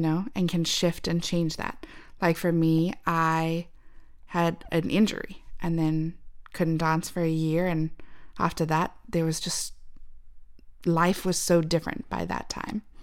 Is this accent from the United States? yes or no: no; Zimbabwe; moved away; we're from Zimbabwe.